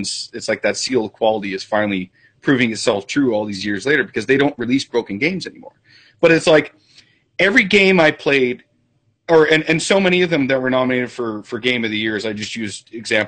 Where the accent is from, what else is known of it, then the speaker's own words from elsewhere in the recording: Canada; I'm Canadian